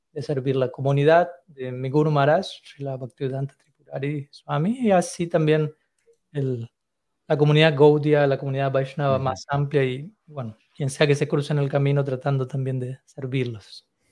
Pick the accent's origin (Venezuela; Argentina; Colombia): Argentina; me mantuve principalmente en Argentina, que es el país en donde, mm. donde yo nací